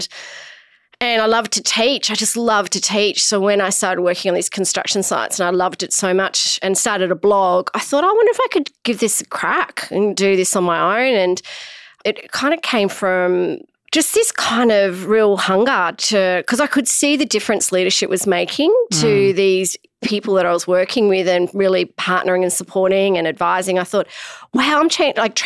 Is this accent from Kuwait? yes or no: no; Australia; also born or lived in Shanghai, China; I grew up in Australia